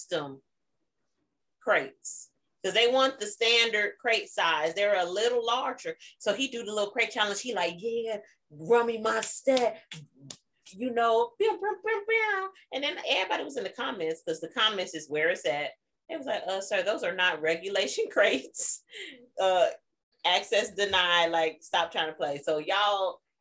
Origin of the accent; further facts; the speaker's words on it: Chicago, Illinois, United States; moved away; because we're from Chicago